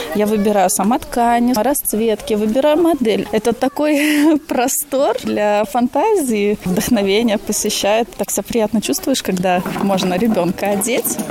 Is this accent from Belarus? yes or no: no; Liepāja, Latvia; now in Blonti, Latvia; Я из Лепы